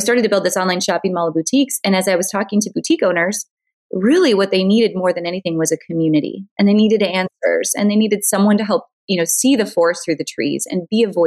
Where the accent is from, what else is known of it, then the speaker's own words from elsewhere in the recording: North Dakota, United States; I'm originally from North Dakota. And as you can imagine, North Dakota is not exactly the fashion mecca of the world. Although I grew up loving fashion and I loved boutiques, and we really didn't have much for boutiques when I was growing up.